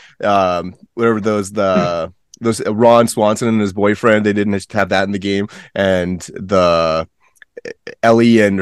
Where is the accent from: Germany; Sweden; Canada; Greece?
Canada; Edmonton, Alberta; I'm from Edmonton.